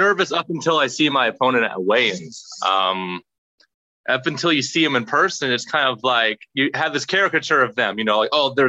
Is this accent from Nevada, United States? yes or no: yes; Las Vegas, Nevada, United States; I was born and raised in Las Vegas